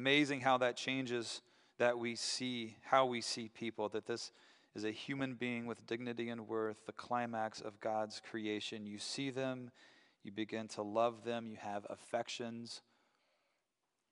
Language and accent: English; Asheville, North Carolina, United States; moved away as an adult; now in Grand Rapids, United States; I'm from Asheville